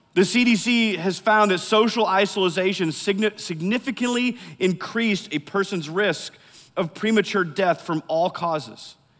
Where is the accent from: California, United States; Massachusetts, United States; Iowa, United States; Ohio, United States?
Iowa, United States; I grew up in Iowa, n, smack dab in the middle of the Midwest